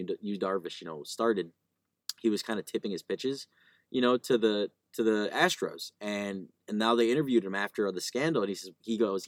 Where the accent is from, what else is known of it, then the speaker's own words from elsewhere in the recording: Chicago, Illinois, United States; as a kid growing up in Chicago